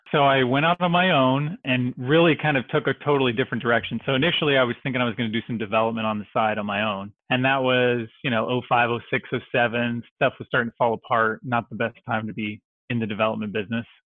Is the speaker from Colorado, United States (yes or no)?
no; Dallas, Texas, United States; also born or lived in Dixon, Illinois; I grew up in North Dallas